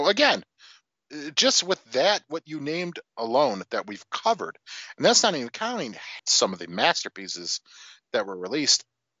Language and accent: English; Chicago, Illinois, United States; Yeah, it's the Chicago way. I'm from Chicago.